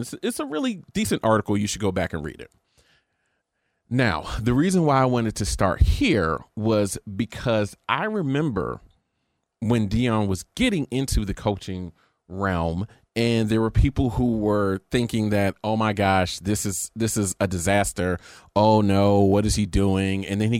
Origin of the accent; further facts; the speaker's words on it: Florida, United States; I want to be the head coach. And Mickey Andrews told him